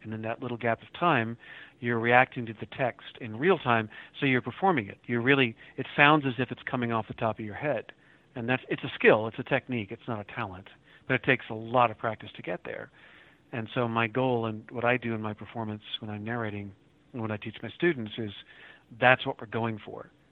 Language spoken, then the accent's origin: English; Oklahoma City, Oklahoma, United States; also born or lived in Moore, Oklahoma; I grew up in Oklahoma City and in Moore, Oklahoma, just south, south of the city, and went to school down here